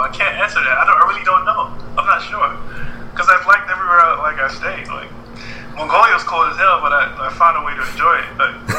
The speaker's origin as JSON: {"language": "English", "country": "Nigeria", "said": "Because I'm Nigerian."}